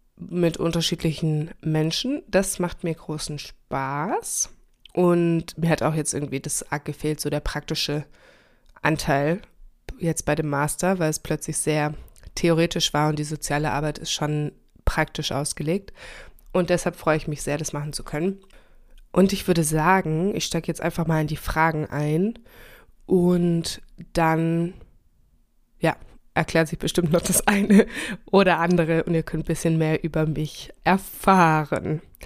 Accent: Germany; also born or lived in Chile; dass ich sehr selbstständig aufgewachsen bin in Deutschland

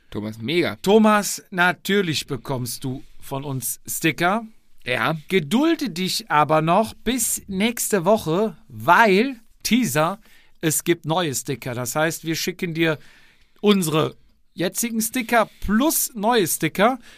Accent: Austria; die einzelnen Rennen und diverse Veranstaltungen bzw. Kategorien sagen mir als Österreicher zwar zeitweise nichts

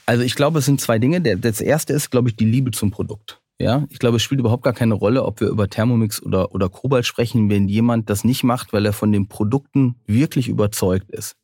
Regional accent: North Rhine-Westphalia, Germany; ich bin ja auch am Niederrhein groß geworden

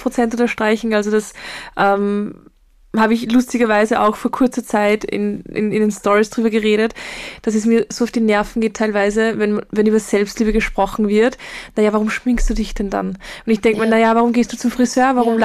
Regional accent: Linz, Upper Austria, Austria; ich komme aus Linz

